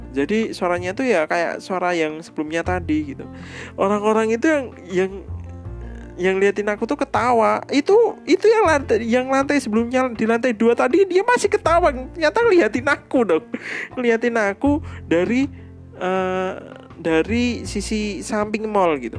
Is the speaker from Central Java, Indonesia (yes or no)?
yes; Surakarta, Central Java, Indonesia; Kotaku Eh, B T W Kota Kuning di Solo